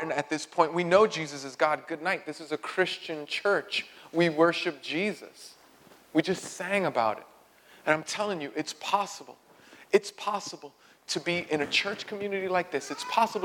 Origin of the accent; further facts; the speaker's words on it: New York City, New York, United States; I grew up in Greenpoint